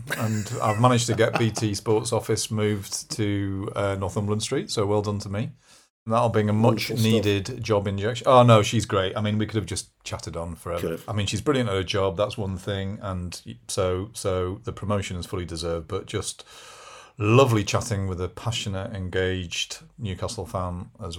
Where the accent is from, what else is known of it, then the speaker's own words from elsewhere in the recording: Brussels, Belgium; born there; I was born in Brussels.